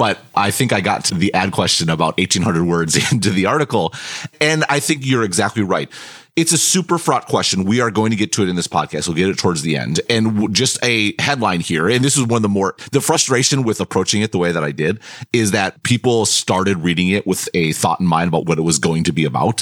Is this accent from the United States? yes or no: yes; United States; moved away as an adult; I was born and raised in America, so I'm going to have an American point of view